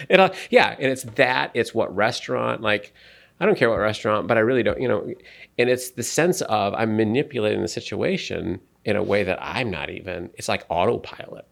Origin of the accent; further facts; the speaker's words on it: United States; I'm an American